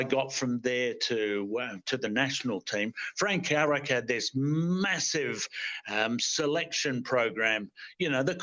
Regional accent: Australia; I'm going home to Australia tomorrow

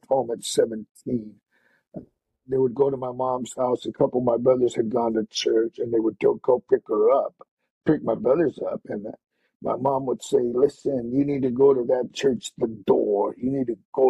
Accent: Yuma, Arizona, United States; I was a teenager growing up in Yuma

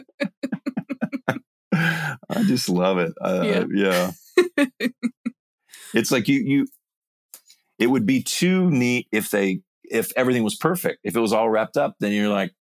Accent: Mississippi, United States; I grew up in Mississippi, happy family

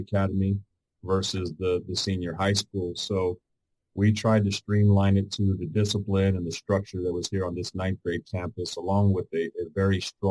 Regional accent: El Paso, Texas, United States; I grew up in Northeast El Paso in the 80s and 90s

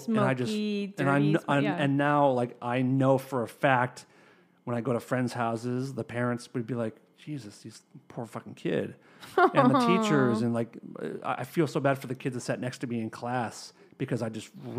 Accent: Acton, Massachusetts, United States; Like, I grew up in Acton, which is next to Concord.

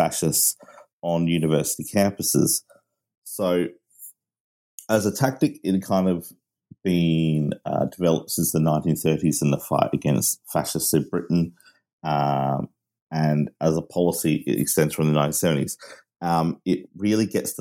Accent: Australia; also born or lived in Manchester, United Kingdom; I am Australian of British parents, and I lived in Manchester

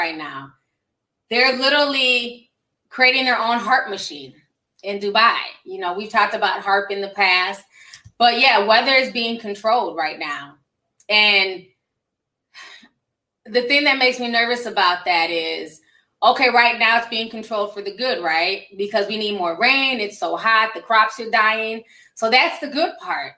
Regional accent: Nigeria; now in United States; I'm Nigerian.

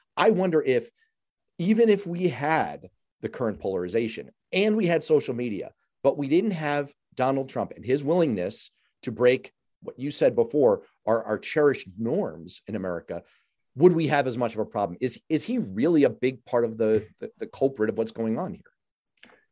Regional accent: New York City, New York, United States; growing up in New York City, like I did

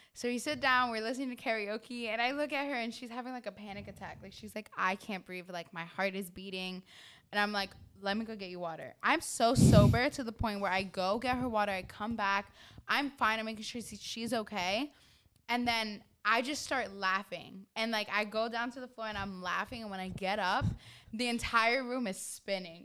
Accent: New York, United States; I'm from New York

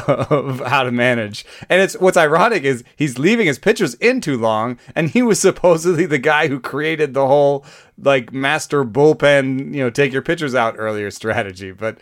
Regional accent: Atlanta, Georgia, United States; I grew up in Atlanta.

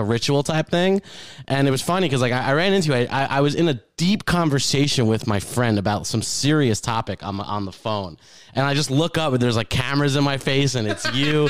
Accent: Keyport, New Jersey, United States; moved away; I grew up near Keyport

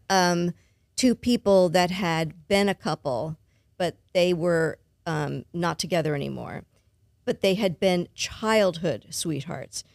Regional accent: Los Angeles, California, United States; moved away as an adult; now in Baton Rouge, United States; I was born and raised in Los Angeles

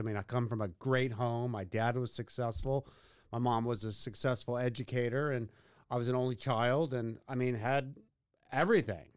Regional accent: Katy, Texas, United States; growing up in Katy at the time was, like, living on an island in Houston

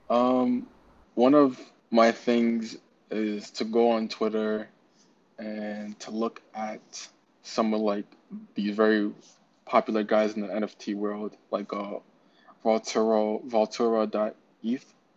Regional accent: New York City, New York, United States; also born or lived in Queens, New York; I'm from Brooklyn.

